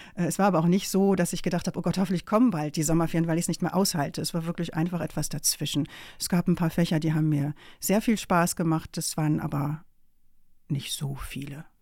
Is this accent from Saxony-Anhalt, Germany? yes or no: no; Rheine, North Rhine-Westphalia, Germany; moved away; also born or lived in Emsdetten; Da bin ich einfach nur geboren, aber aufgewachsen bin ich in Rheine.